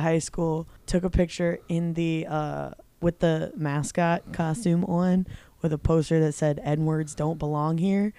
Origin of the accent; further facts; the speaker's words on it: Wyoming, Delaware, United States; moved away as an adult; also born or lived in Keene, New Hampshire; I'm from Wyoming, Delaware.